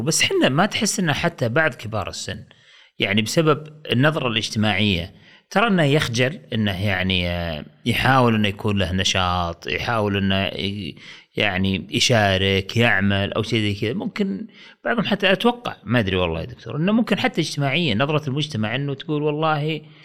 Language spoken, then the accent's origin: Arabic; Saudi Arabia; also born or lived in Riyadh; عندنا في السعوديه هنا في الرياض